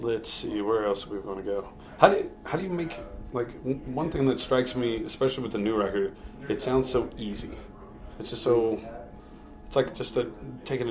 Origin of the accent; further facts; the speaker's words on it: Louisiana, United States; I'm from Louisiana, you know, South USA